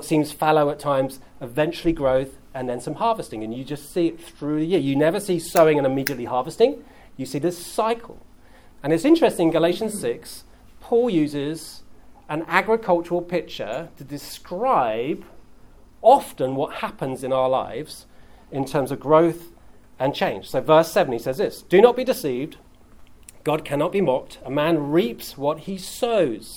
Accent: England, United Kingdom; I'm English

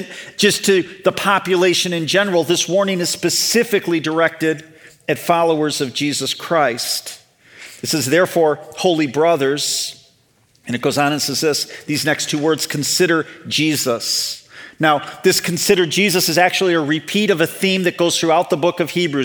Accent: Chicago suburbs, Illinois, United States; moved away; So I grew up in the Chicago suburbs.

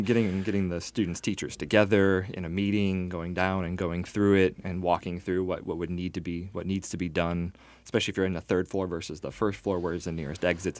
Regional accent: Northwest Indiana, United States; I grew up in Northwest Indiana from a middle-class family

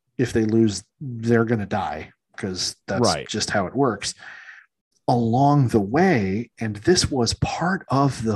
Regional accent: United States; I'm still an American

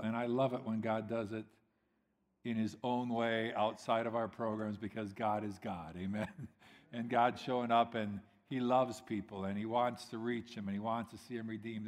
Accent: United States; I'm American

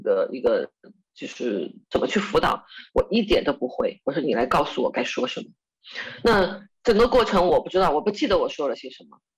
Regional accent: Chongqing, China; 我是重庆人

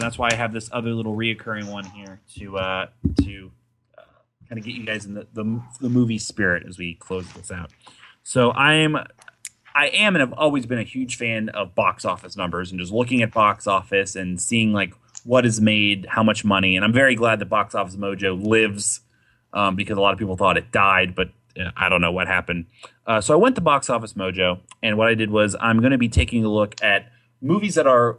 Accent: Ohio, United States; I'm from Ohio

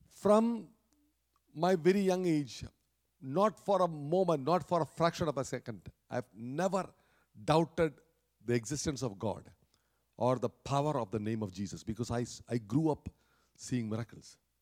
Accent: Kerala, India; moved away; in India, especially where I came, where I grew up in Kerala down south

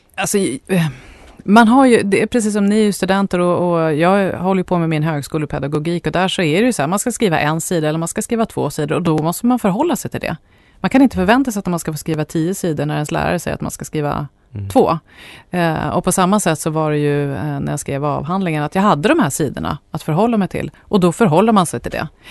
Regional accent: Sweden; jag är etnisk svensk

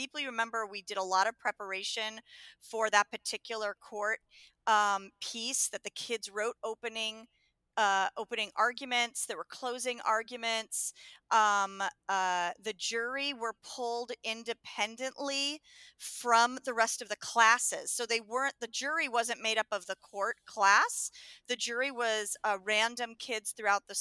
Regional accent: Los Angeles, California, United States; also born or lived in Connecticut; I grew up in Los Angeles

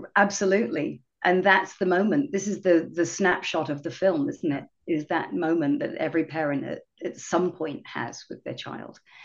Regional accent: England, United Kingdom; moved away as an adult; now in Seattle, United States; I'm from uh, originally from England.

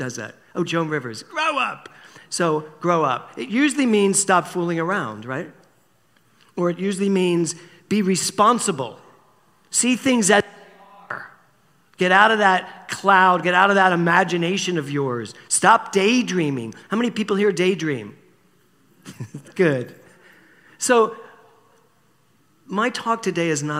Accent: Philadelphia, Pennsylvania, United States; when I was a little boy, growing up in Philadelphia, we used to spend our summers in Wildwood, New Jersey.

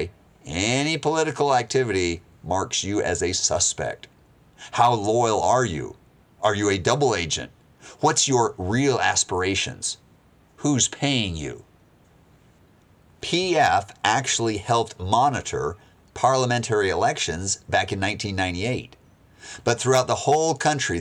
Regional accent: United States; I'm an American

